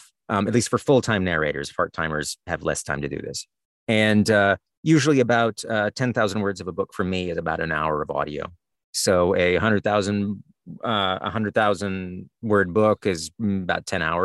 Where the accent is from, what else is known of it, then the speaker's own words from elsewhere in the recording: the South, United States; moved away; I'm from the South originally, and I have lots of weird turns of phrase that nobody else recognizes.